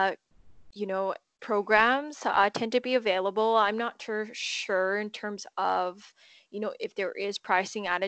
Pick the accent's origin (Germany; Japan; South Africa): Japan; now in Vancouver, Canada; growing up in Japan